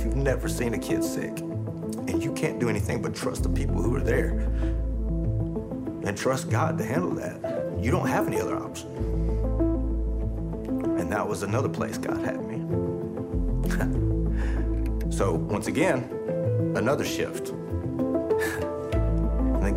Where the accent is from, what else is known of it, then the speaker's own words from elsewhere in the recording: Nashville, Tennessee, United States; now in Spring Hill, United States; I came from Nashville, Tennessee. I live in Spring Hill now